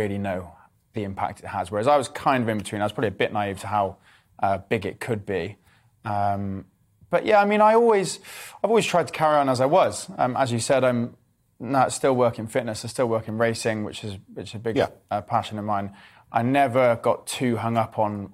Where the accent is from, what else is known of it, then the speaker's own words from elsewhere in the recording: Cheltenham, South West England, United Kingdom; I grew up in Cheltenham.